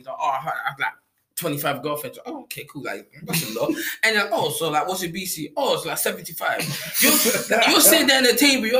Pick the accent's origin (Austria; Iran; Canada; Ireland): Ireland; I'm from Ireland.